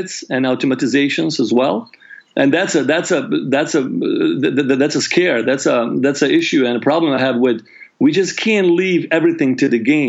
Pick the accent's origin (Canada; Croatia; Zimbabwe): Croatia; I grew up in Yugoslavia up until the age of 8. I was born in Yugoslavia, and the war broke out when I was 18, 1990.